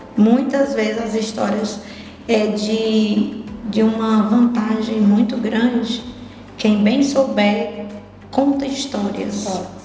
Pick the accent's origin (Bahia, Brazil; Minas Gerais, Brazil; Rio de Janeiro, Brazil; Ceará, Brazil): Ceará, Brazil; Sobral; also born or lived in Irauçuba, Ceará; da minha terra, onde eu fui registrada, morei um certo tempo, mas eu sou mesmo sobralense, eu sou de Sobral